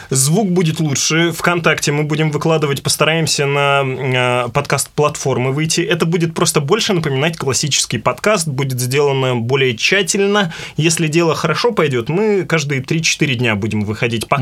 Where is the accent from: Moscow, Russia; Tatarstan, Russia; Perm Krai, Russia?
Perm Krai, Russia; Perm; Как пермяк вам хочу рассказать